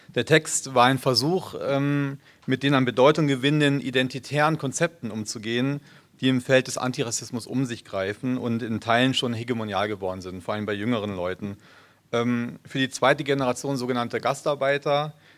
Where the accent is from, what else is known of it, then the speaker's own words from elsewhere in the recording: Frankfurt, Hesse, Germany; now in Cologne, Germany; ich bin in Frankfurt geboren, insofern doch Hesse